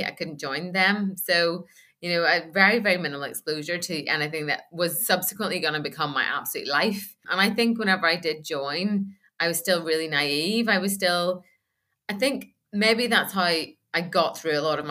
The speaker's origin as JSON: {"language": "English", "region": "Northern Ireland", "country": "United Kingdom", "tie": "born or raised there", "moved": "as an adult", "said": "I grew up in a little town in Northern Ireland, which was about 13 miles from Belfast"}